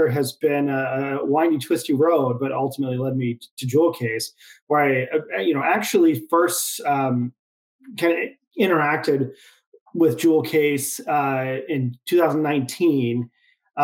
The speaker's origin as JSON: {"language": "English", "region": "Idaho", "country": "United States", "tie": "born or raised there", "moved": "yes", "lives_now": "San Diego, United States", "said": "I now live in San Diego, California, but, you know, born and raised in Idaho"}